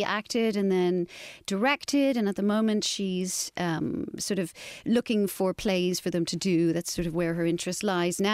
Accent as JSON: {"language": "English", "town": "Carrick-on-Suir", "region": "Munster", "country": "Ireland", "tie": "born or raised there", "also_born_or_lived": "Dublin", "moved": "yes", "said": "I grew up in Carrick and Shore in County Tipperary and had a very, you know, normal, lovely Irish upbringing."}